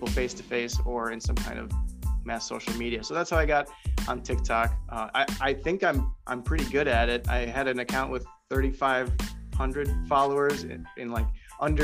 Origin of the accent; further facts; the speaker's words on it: Illinois, United States; I'm from Illinois